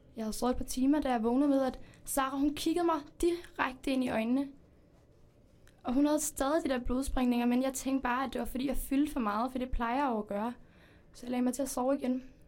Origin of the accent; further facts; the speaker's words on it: Spain; now in Denmark; Altså, jeg kommer faktisk ikke øh, her fra Danmark. Jeg kommer fra Spanien